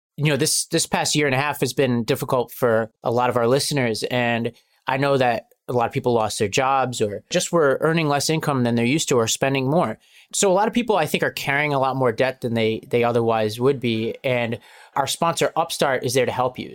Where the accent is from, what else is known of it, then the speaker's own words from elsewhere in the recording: New York City, New York, United States; I grew up in Staten Island, New York, which is a, a big Italian American community